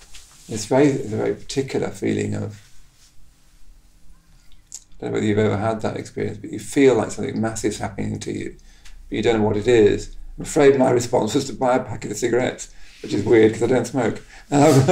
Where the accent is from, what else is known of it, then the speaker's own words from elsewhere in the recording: Henley-in-Arden, West Midlands, United Kingdom; moved away; this small town of Henley in Arden, where I came from